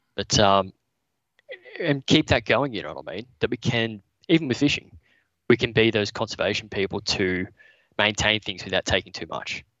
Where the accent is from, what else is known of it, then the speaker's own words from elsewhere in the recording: Newcastle, New South Wales, Australia; also born or lived in Brisbane; based in Newcastle. Yep. Um, spent most of my life living around here